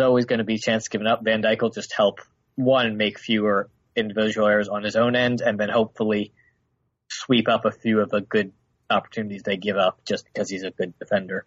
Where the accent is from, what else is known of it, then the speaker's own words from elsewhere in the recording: United States; I'm American and an Arsenal fan